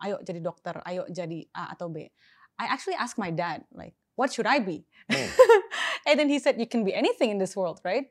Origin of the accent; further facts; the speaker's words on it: Jakarta, Indonesia; So I was born, uh, lahirnya di Jakarta